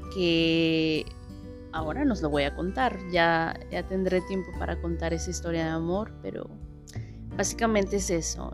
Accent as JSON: {"language": "Spanish", "region": "Mexico City", "country": "Mexico", "tie": "born or raised there", "moved": "as an adult", "lives_now": "India", "said": "nací en la Ciudad de México hace un tiempecito"}